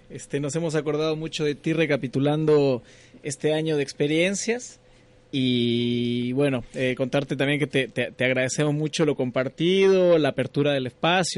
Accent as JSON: {"language": "Spanish", "region": "Yucatán", "country": "Mexico", "moved": "as an adult", "lives_now": "Concepción, Chile", "said": "yo soy mitad mexicano. Bueno, soy mexicano, pero tengo ascendencia uruguaya"}